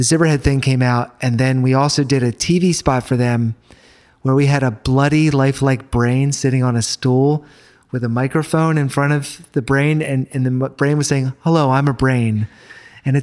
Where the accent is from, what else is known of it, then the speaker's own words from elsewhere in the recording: United States; I went to New Zealand as an American